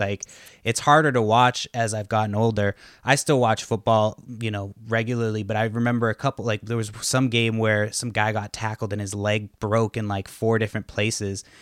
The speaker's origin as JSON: {"language": "English", "town": "Boston", "region": "Massachusetts", "country": "United States", "moved": "yes", "lives_now": "Washington, United States", "said": "I'm from Boston"}